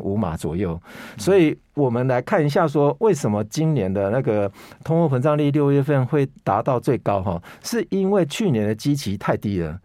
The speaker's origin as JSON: {"language": "Chinese", "country": "Taiwan", "said": "我们台湾人是扣三十趴"}